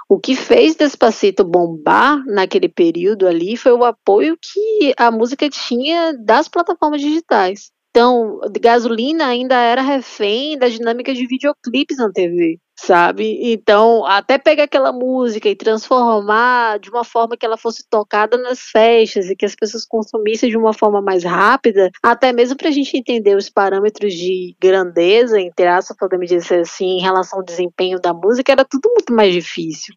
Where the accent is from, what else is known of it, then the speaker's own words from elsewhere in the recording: Salvador, Bahia, Brazil; eu sou de Salvador